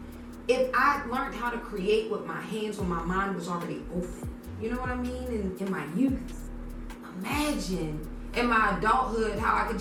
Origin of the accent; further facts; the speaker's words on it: Baltimore, Maryland, United States; growing up in Baltimore City